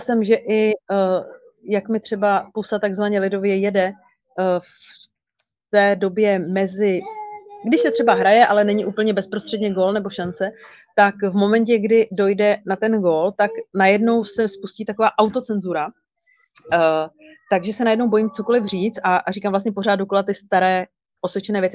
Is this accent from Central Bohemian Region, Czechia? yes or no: yes; Kralupy nad Vltavou, Central Bohemian Region, Czechia; Kralupy, mé rodné město